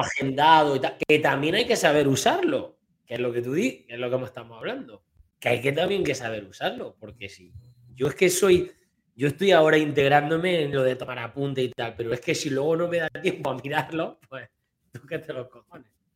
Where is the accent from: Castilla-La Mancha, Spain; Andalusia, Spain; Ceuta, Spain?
Andalusia, Spain; Sierra de Segura; aquí en mi pueblo